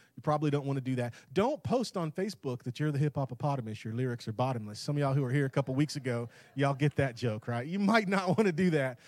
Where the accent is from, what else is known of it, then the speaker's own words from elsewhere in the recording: Tampa, Florida, United States; moved away; That's where I'm born and raised in Tampa